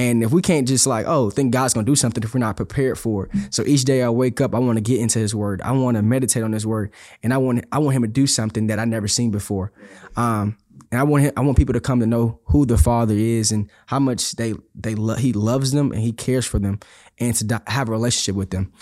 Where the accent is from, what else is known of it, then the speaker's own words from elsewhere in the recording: Houston, Texas, United States; I'm from Houston, Texas, uh, born and raised